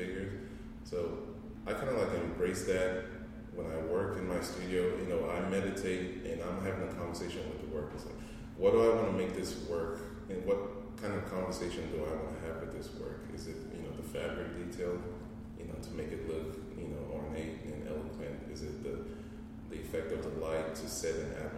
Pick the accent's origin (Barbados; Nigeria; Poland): Nigeria; now in United States; Being a Nigerian